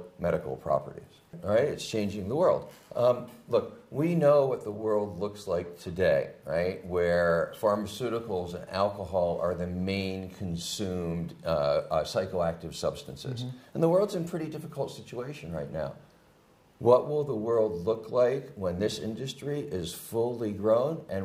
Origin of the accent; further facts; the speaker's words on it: United States; as an American